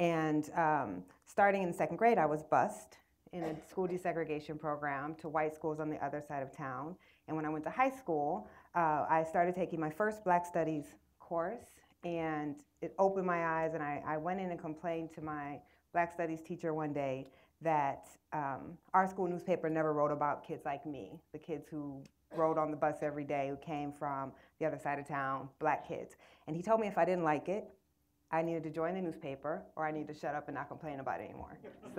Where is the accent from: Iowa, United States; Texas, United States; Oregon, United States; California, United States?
Iowa, United States; Waterloo; I grew up in Waterloo, Iowa. I grew up on the east side of town, which was where black people had to live when they came up through the migration.